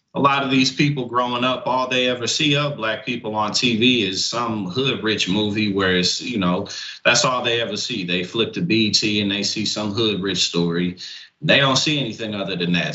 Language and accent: English; St. Louis, Missouri, United States; also born or lived in New Jersey / New York area; now in New Jersey/New York area, United States; I live in Jersey, New York area now, but I grew up in St. Louis